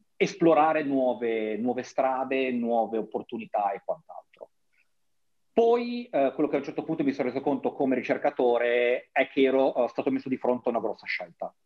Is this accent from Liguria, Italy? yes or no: yes; Genoa, Liguria, Italy; moved away; nella mia città natale